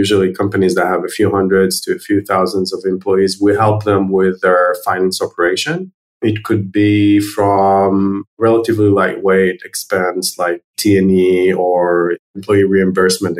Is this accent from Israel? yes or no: yes; Herzliya, Tel Aviv District, Israel; also born or lived in New York, United States; I was born in Herzliya, which is one of the suburbs of Tel Aviv, Israel